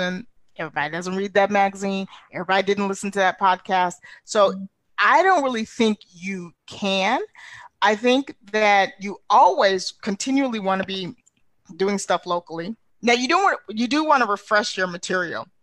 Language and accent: English; New York City, New York, United States; moved away; I was born in Brooklyn.